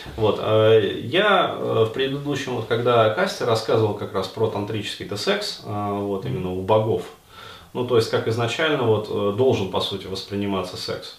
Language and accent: Russian; Russia; у меня, например, как у русского человека